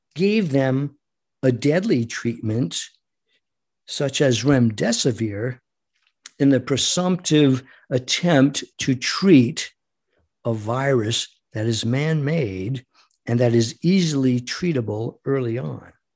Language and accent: English; United States; as an American